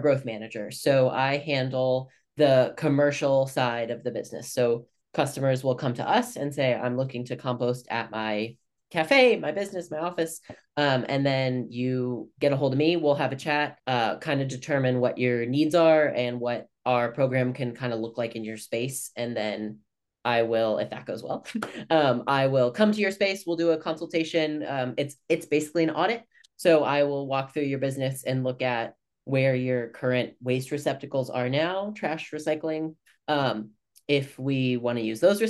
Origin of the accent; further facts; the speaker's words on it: Kansas City, United States; moved away as an adult; also born or lived in San Francisco Bay Area, California; I moved home from Kansas City from the Bay Area